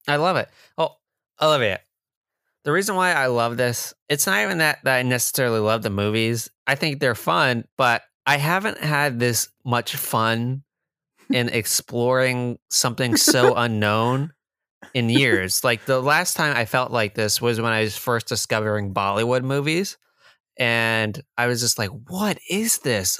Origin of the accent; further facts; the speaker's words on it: New Jersey, United States; I'm from Jersey, not New York.